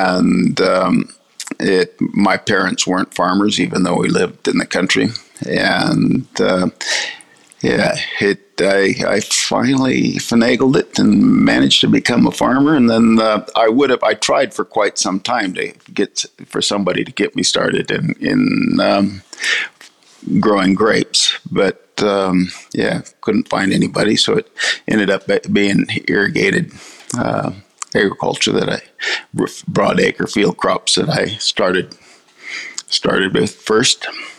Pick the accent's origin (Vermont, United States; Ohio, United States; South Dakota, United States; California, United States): California, United States; So I grew up in vineyards in California